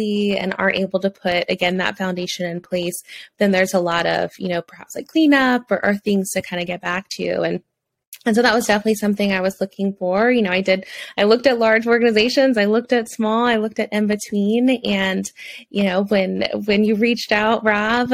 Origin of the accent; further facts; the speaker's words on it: Louisiana, United States; accent: southern; also born or lived in Alabama; now in Florida, United States; I grew up in Louisiana, and then I lived in Alabama for 5 years, and now I live in Florida. So I feel like you'll probably hear my southernness come out at times